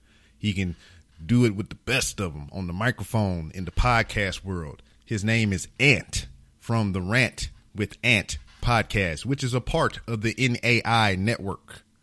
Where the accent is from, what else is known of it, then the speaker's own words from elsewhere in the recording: United States; born there; I am an American. I was born in America. And more than likely, I'm going to die in America.